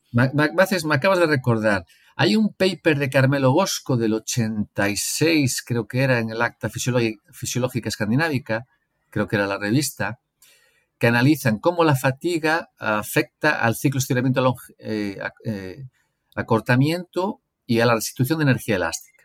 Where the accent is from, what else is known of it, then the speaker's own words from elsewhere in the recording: Galicia, Spain; moved away as an adult; also born or lived in Brazil; now in León, Spain; Yo crecí en Galicia